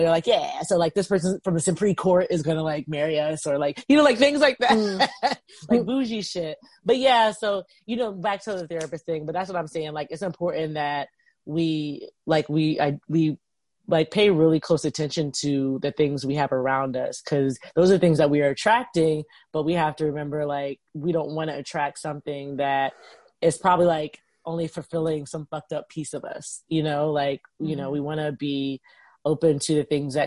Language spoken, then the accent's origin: English; the South, United States; moved away; I'm from the South